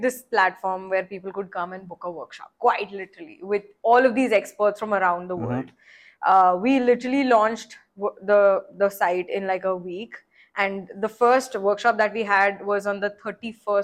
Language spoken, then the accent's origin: English; Nashik, Maharashtra, India; also born or lived in Mumbai / New York; I'm originally from Nasik.